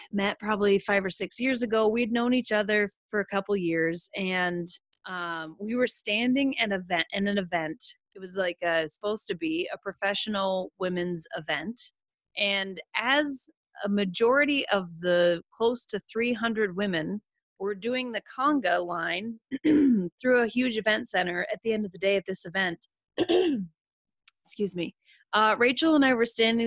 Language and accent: English; Western South Dakota, United States; moved away as an adult; also born or lived in Omaha, Nebraska; I grew up in Western South Dakota on a cattle ranch.